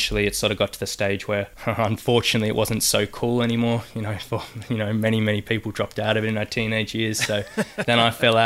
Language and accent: English; Sydney, New South Wales, Australia; Born in Sydney. So I'm still living in the local hometown. I've sort of lived in Sydney more or less my whole life.